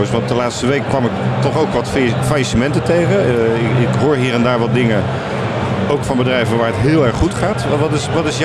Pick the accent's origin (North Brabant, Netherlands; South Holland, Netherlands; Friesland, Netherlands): South Holland, Netherlands; Rotterdam; Eh, ik kom uit Rotterdam.